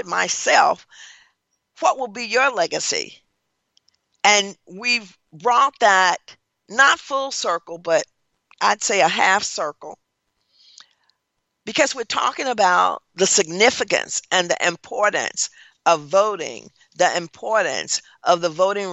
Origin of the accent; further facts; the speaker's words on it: Tennessee, United States; now in Baton Rouge, United States; I was born in Tennessee and raised in Tennessee and live now in Louisiana